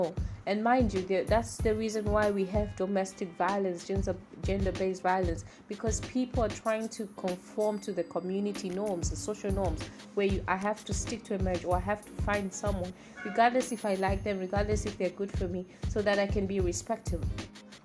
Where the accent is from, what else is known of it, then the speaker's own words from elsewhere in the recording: Tanzania; I'm from Tanzania. I love where I come from